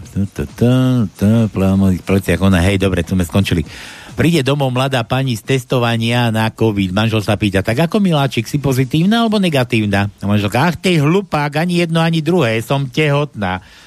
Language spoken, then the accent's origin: Slovak; western Slovakia, Slovakia; aký sme my na západnom Slovensku služní